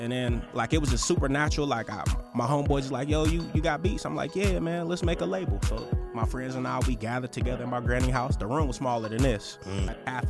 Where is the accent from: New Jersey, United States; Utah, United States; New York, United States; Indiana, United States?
Indiana, United States; Indianapolis; I'm from Indianapolis, Indiana.